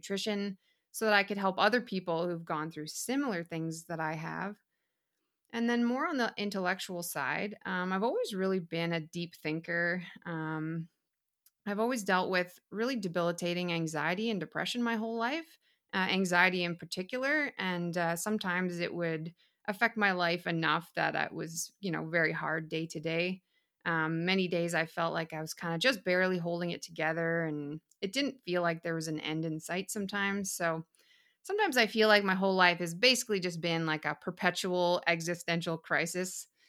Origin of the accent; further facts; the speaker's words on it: Whitehorse, Yukon, Canada; So I was born and raised up in Whitehorse, Yukon, which is in northern Canada.